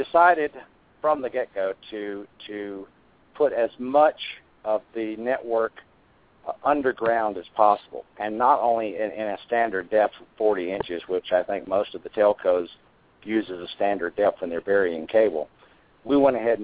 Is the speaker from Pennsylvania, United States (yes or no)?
no; North Carolina, United States; my hometown in North Carolina